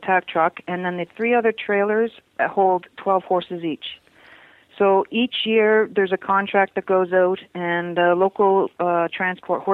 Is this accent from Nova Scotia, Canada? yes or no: yes; Nova Scotia, Canada; moved away; I come from Nova Scotia. I grew up in a fishing village.